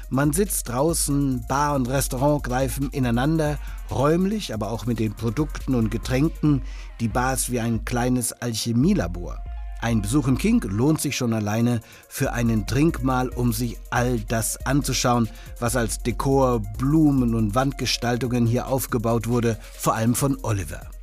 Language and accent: German; Bavaria, Germany; Und als Franke, der mit Leberkäse groß wurde, kann ich nur sagen